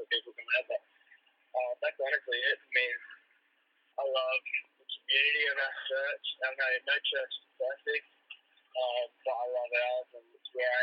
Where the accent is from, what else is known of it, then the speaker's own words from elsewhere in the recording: Australia; being Australian